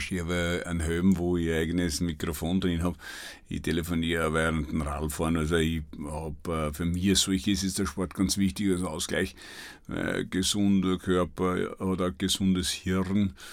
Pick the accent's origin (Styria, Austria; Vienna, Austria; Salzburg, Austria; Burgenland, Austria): Burgenland, Austria; und ich bin ein Weltreisender, aber das Burgenland ist halt meine Heimat